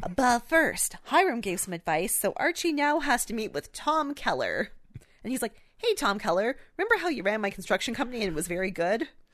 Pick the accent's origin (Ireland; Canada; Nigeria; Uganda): Canada; we're Canadian